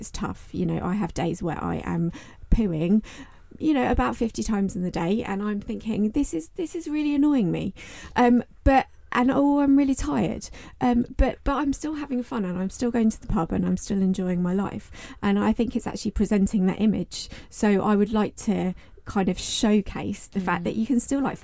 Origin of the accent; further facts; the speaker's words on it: United Kingdom; us as a British reserve